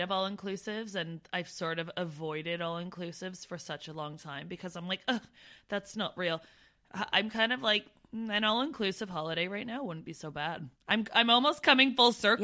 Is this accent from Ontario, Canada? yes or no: yes; Brantford, Ontario, Canada; moved away as an adult; I come from Brantford, Ontario